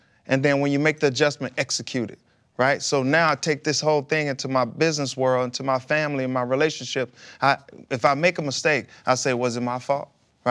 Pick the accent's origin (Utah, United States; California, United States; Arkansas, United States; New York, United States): Arkansas, United States; Pine Bluff; With my wife, we grew up together in Pine Bluff.